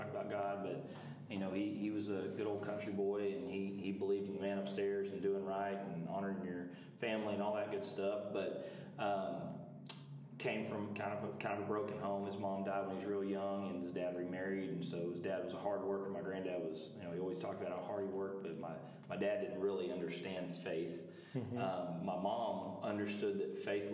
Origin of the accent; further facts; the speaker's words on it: Texas, United States; also born or lived in Clifton, Texas / Long Springs, Texas / Arlington, Texas / Springtown, Texas; I'm Texas born and raised